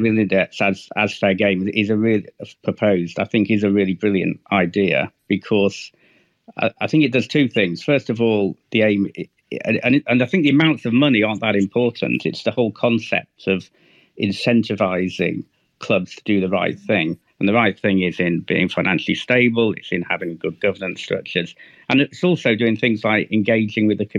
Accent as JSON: {"language": "English", "area": "the Wirral", "region": "North West England", "country": "United Kingdom", "said": "I'm from the Wirral"}